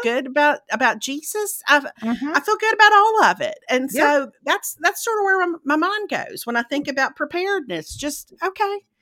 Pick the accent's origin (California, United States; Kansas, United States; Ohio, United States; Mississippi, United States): Mississippi, United States; moved away; growing up in Mississippi